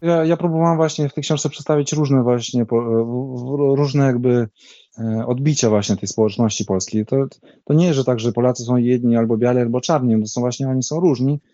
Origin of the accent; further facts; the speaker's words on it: Vilnius, Vilnius County, Lithuania; accent: Vilnius Polish; ja się wychowywałem w różnych językach, bo w domu u nas się rozmawiało właśnie takim polskim, wileńskim